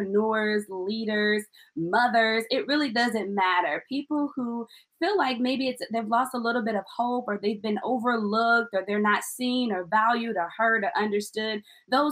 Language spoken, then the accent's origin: English; Illinois, United States; now in Missouri, United States; I am from Illinois